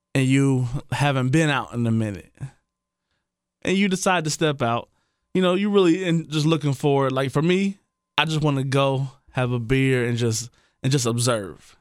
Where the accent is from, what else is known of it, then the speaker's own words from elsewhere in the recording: Trotwood, Ohio, United States; We grew up together in Trotwood, you know. Known him since I was probably seven years old.